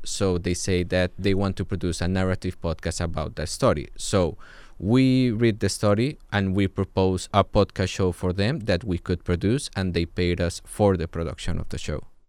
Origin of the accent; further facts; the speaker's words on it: Colombia; I'm from Colombia